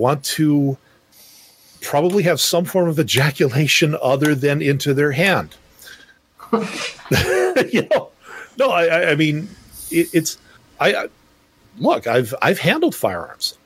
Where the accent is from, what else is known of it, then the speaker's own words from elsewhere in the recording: Canada; as a Canadian citizen